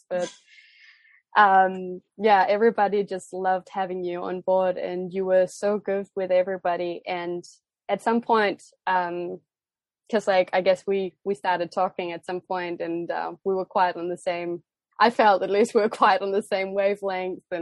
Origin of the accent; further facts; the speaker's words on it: Denmark; first language Danish; English is a second language; also born or lived in Australia / United States; For those of you who know me, you know that I come from Denmark and that Danish is my first language. But I wouldn't necessarily say that I have the strongest Danish accent when I speak English.